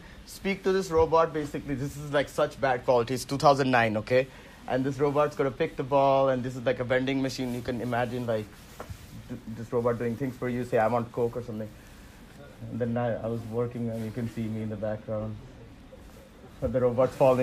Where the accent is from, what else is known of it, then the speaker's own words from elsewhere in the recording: Central Eastern India, India; first language Hindi; English is a second language; moved away as an adult; also born or lived in Waterloo, Canada; I grew up in like Central Eastern India, I speak like Hindi and stuff. So English wasn't my first language at all